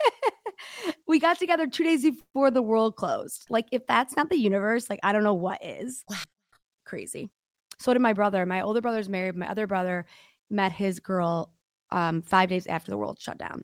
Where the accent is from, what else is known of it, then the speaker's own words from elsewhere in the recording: Detroit, Michigan, United States; accent: Midwest; I'm from Detroit